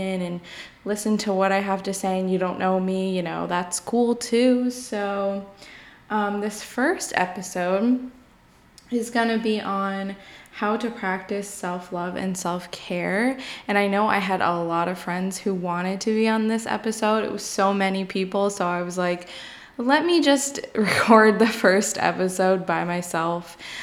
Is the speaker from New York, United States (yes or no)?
yes; New York, United States; I'm from New York.